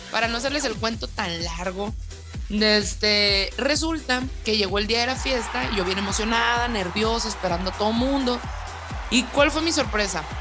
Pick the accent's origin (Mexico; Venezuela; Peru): Mexico; Hermosillo, Sonora; de Hermosillo, Sonora.